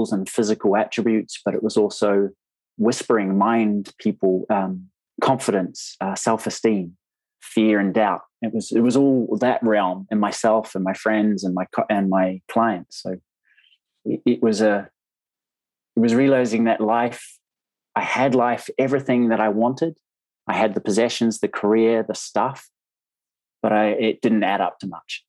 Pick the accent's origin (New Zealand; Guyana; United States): New Zealand; accent: Kiwi; moved away as an adult; now in United Kingdom; I am from New Zealand. I'm living in the UK now with my family